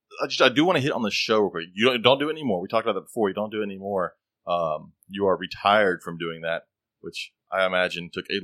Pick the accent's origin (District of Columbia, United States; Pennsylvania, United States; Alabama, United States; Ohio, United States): Alabama, United States; I grew up in Alabama